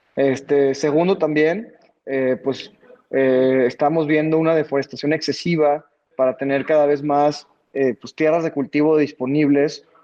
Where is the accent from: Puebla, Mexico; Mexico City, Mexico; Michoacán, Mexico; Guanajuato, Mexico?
Guanajuato, Mexico; Bajío; nosotros somos de aquí del Bajío, de, Guanajuato